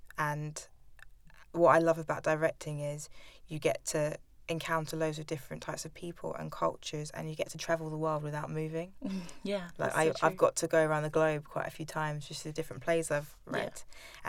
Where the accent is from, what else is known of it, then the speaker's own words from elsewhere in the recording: London, United Kingdom; I am from Southwest London.